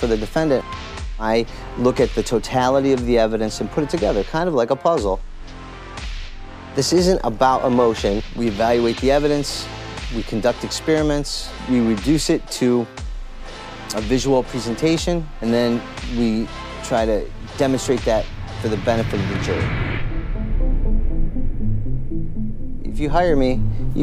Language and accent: English; Cleveland, Ohio, United States; moved away as an adult; now in Los Angeles, United States; I lived in Cleveland all my life, born and raised here